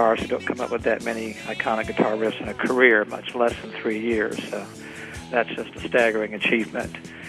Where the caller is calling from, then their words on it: Mooresville, North Carolina, United States; I'm calling from Mooresville, North Carolina.